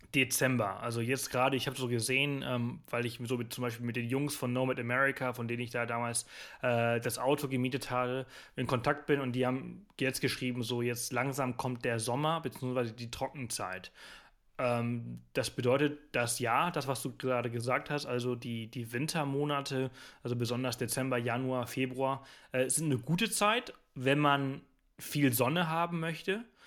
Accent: Mallorca, Balearic Islands, Spain; Ich bin ich bin Spanier, ich komme aus Mallorca

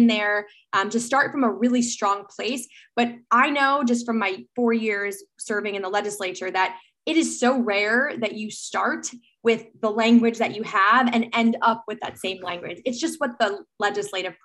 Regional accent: New York, United States; as a New Yorker

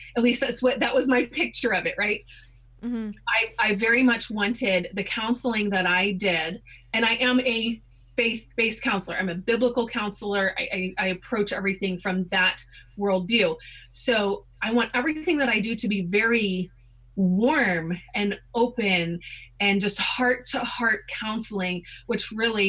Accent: South Korea; About growing up in Korea?

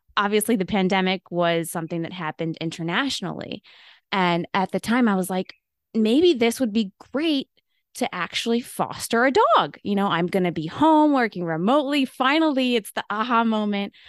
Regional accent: Buffalo, New York, United States; moved away as an adult; now in Pittsburgh, United States; I am actually originally from Buffalo, New York. Buffalonian at heart, but I've been in Pittsburgh for about ten years

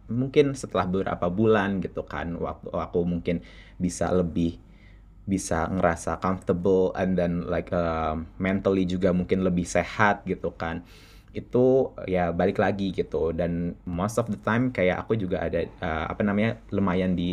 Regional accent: Jakarta, Indonesia; masa kecil aku uh, ya uh, lahir di Jakarta um, dan dari keluarga yang cukup berkecukupan

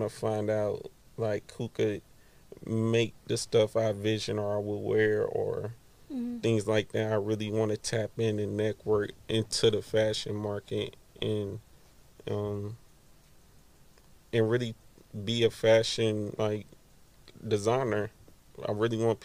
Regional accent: Gwinnett County, north of Atlanta, Georgia, United States; I'm from Gwinnett. I was born on the north

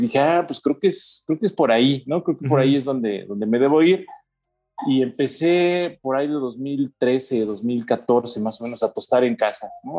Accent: Toluca, State of Mexico, Mexico; yo soy de Toluca

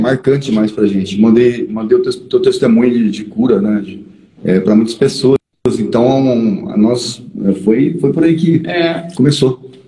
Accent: Paraná, Brazil; eu sou paranaense, eu nasci em fazenda

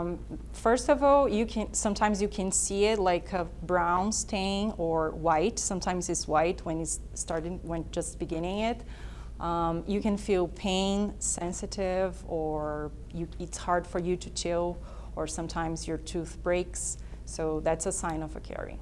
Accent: Brazil; moved away; I'm from Brazil

